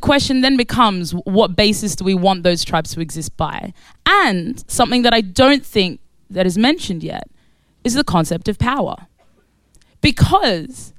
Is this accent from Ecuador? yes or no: no; Australia; moved away as an adult; also born or lived in Khartoum, Sudan; now in London, United Kingdom; So I was born in Sudan. I was born in Khartoum, Sudan. And I grew up in Australia, and I now live in East London